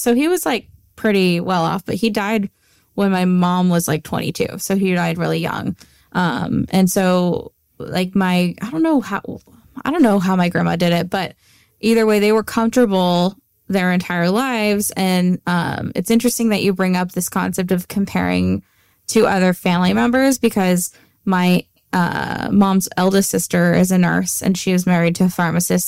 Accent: Antioch, California, United States; growing up in Antioch

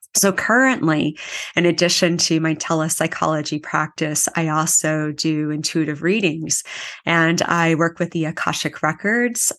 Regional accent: Anchorage, Alaska, United States; moved away as an adult; now in Kauai, United States; I am from Anchorage, Alaska

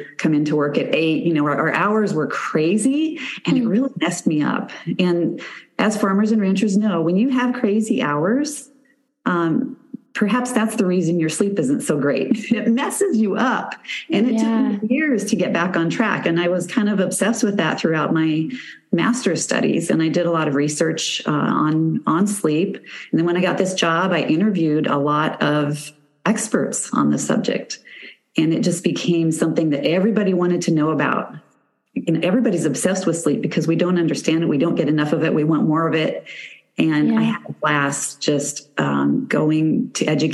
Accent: McCook, Nebraska, United States; I was born in McCook, Nebraska, grew up there, lived there for a good 50 years.

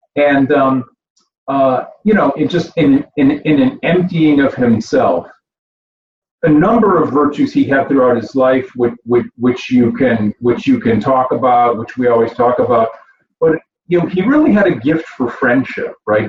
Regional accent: Grand Blanc, Michigan, United States; moved away; also born or lived in Flint, Michigan; I was born in Flint, Michigan, right? Born in Flint in McLaren Hospital. I grew up in Grand Blanc

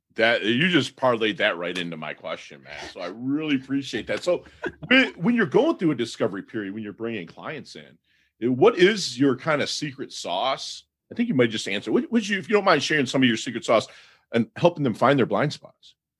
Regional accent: Michigan, United States; now in South Florida, United States; we're from the Mitten, which is a Michigan

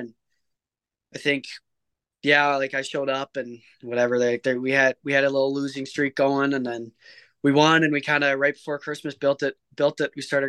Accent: Manitoba, Canada; It's kind of just kind of born right into the typical Canadian hockey family. We all grew up playing.

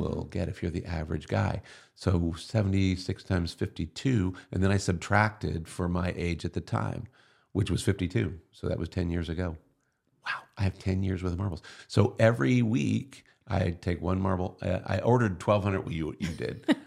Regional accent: Chillicothe, Ohio, United States; now in Dayton area, United States; I grew up in Chillicothe

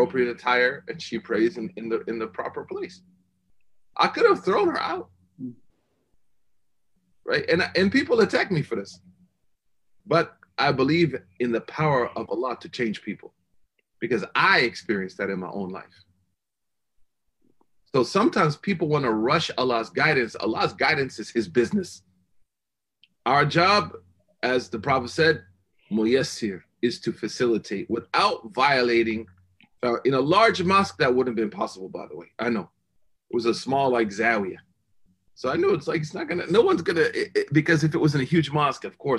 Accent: Oklahoma, United States; moved away; I'm just from Oklahoma

